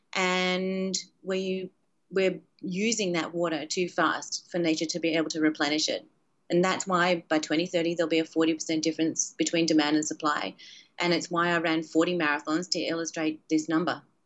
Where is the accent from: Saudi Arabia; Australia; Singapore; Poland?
Australia; moved away; When I grew up, when I was a kid, um, and I grew up in Australia